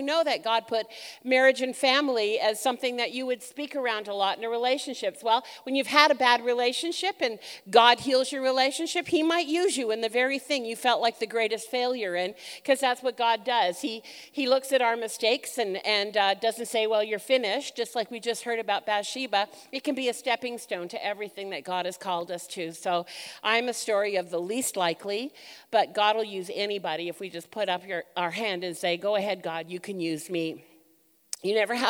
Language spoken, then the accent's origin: English; Vancouver, British Columbia, Canada; born and raised, I'm a Vancouver girl, born and raised in Canada